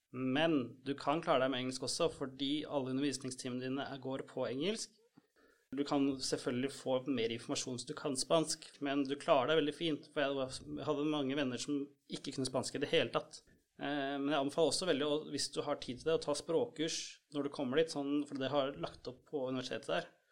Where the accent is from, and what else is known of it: Norway